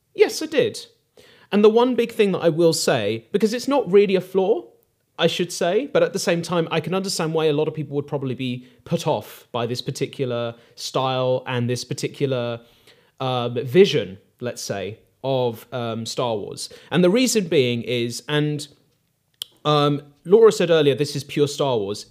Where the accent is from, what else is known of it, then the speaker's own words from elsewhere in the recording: United Kingdom; Aardman is ingrained in British culture and it's a part of, um, you know, our upbringing